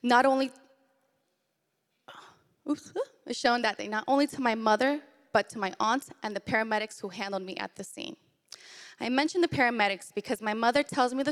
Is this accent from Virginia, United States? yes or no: yes; Arlington, Virginia, United States; I was born in Arlington, Virginia in 1990.